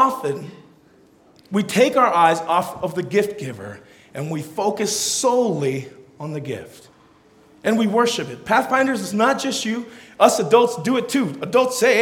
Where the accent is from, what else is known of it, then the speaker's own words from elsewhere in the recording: California, United States; first language Tongan; English is a second language; I'm a Tongan, so when I was born, the language that was prevalent in my house was Tongan. But I grew up in California